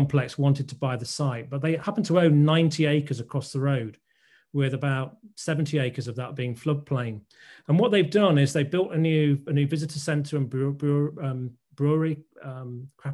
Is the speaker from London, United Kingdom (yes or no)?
no; Scunthorpe, Yorkshire and the Humber, United Kingdom; I was brought up in Scunthorpe.